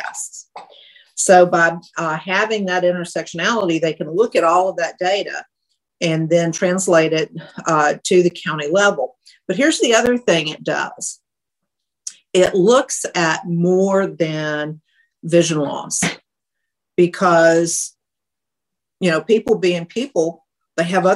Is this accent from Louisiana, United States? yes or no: yes; Louisiana, United States; I'm from Louisiana